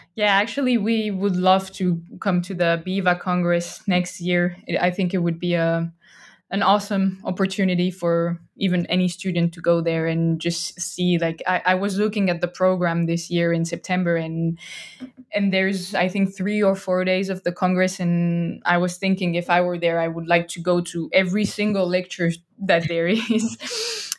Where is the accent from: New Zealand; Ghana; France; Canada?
France; English is a second language; moved away as an adult; now in Estonia; I'm originally from France. I'm not Estonian.